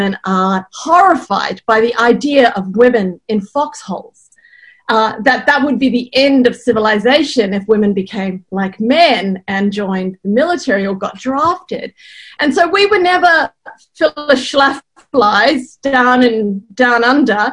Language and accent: English; New Zealand; where I grew up in New Zealand.